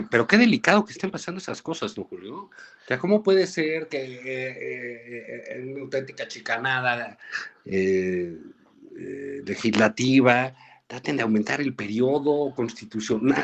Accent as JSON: {"language": "Spanish", "country": "Mexico", "said": "los mexicanos"}